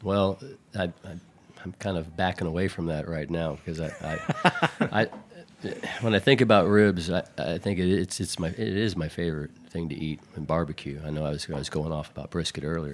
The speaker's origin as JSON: {"language": "English", "town": "Houston", "region": "Texas", "country": "United States", "tie": "born or raised there", "moved": "as an adult", "lives_now": "New York City, United States", "said": "born and raised in Houston. I lived there all my life. Um, I followed my wife here to New York City about five or six years ago"}